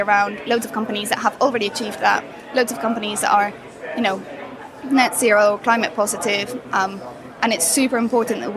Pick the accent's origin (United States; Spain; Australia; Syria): Spain; Madrid, Community of Madrid; now in Hove, United Kingdom; I'm based in Hove currently. Okay. I'm originally from Madrid